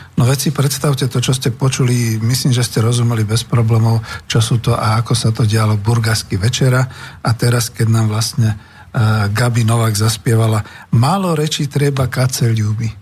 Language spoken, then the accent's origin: Slovak; Bratislava, Bratislava Region, Slovakia; my sme z Bratislavy.